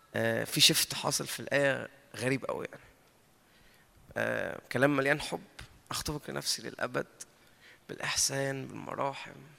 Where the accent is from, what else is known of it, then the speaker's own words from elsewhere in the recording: Egypt; احنا اتربينا في مصر وطلعنا في مصر